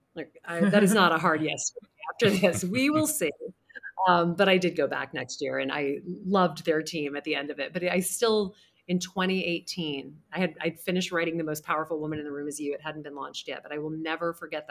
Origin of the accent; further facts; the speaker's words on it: the South, United States; I grew up in the South. It's all about, you know, you catch more bees with honey.